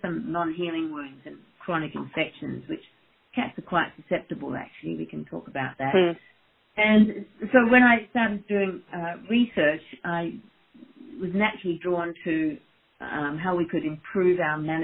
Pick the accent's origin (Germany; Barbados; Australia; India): Australia; moved away as an adult; also born or lived in Perth, Australia / Sydney, Australia / Saskatchewan, Canada / Edinburgh, Scotland; now in Michigan, United States; I am from Australia originally, and did my veterinary degree and an internship and a registrarship in Perth and then Sydney